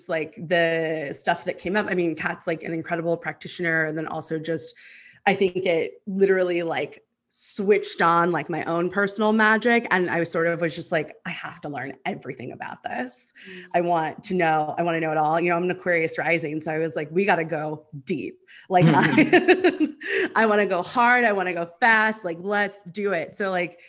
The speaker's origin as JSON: {"language": "English", "town": "Houston", "region": "Texas", "country": "United States", "also_born_or_lived": "New Mexico / Los Angeles", "moved": "yes", "lives_now": "Austin, United States", "said": "I'm originally from Houston, and then moved to New Mexico and then moved to Los Angeles. And now I'm back in Texas in Austin"}